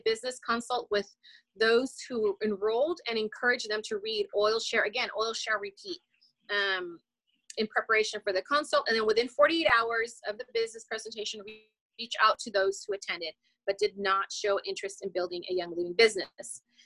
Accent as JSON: {"language": "English", "town": "Los Angeles", "region": "California", "country": "United States", "moved": "yes", "said": "I'm from Los Angeles. I'm originally from Los Angeles."}